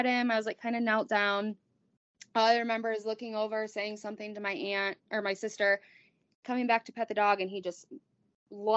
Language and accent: English; Kalamazoo, Michigan, United States; I'm from Michigan, Kalamazoo